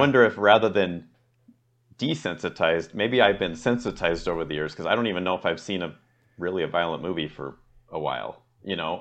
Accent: United States; I'm American

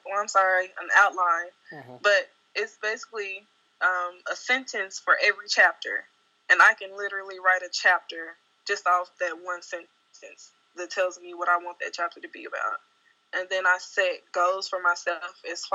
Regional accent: Jackson, Mississippi, United States; moved away as an adult; now in Dallas, United States; So I relocated from Jackson, Mississippi, where I'm originally from, to Dallas

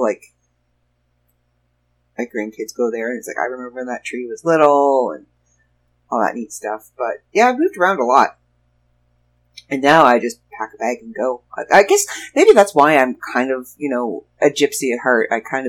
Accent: Toronto, Ontario, Canada; lived in pretty much every borough around Toronto. I lived in Scarborough. I lived in Mississauga. I was born in North York. I lived in Etobicoke. I lived in Pickering with my aunt and uncle.

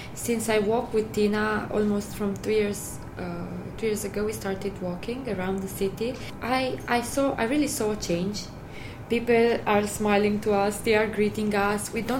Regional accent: Sibiu, Sibiu County, Romania; Well, in Romania, in Transylvania, in Sibiu, my hometown, the infrastructure is quite good.

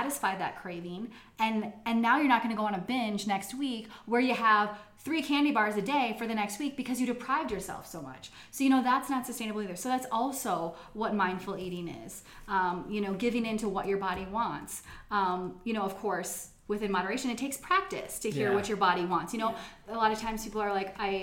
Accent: United States; I'm American here

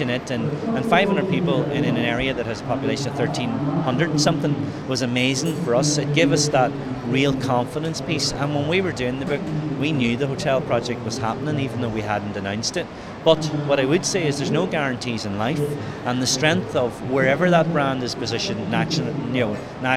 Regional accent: Ireland

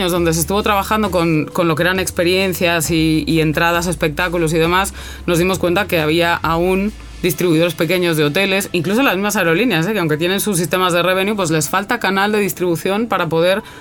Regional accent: Mexico; moved away as an adult; also born or lived in Santander, Spain; now in Chile; En verdad nací en España, en Santander, pero cuando era pequeñita me llevaron a México por trabajo de mi padre, viví en México 27 años. Después he vuelto a España y después estando en España me acabé aquí en Chile a 14.000 kilómetros, ¿no? pensando

